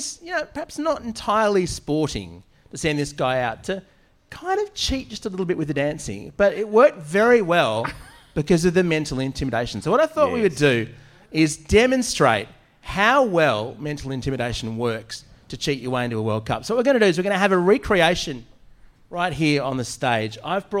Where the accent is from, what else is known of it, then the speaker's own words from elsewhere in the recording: Scotland, United Kingdom; I'm Scottish.